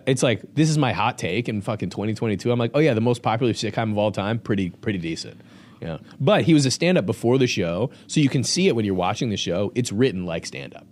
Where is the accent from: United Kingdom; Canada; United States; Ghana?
United States; Lombard, Illinois; I actually grew up here in Lombard